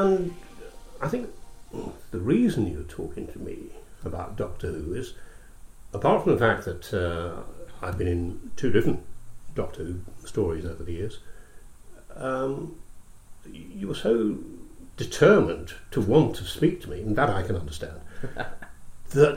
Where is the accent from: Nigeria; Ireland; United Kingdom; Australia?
United Kingdom; Scotland; also born or lived in Glasgow / London; I grew up in Scotland, went to school in Scotland, and then also went to drama college in Scotland.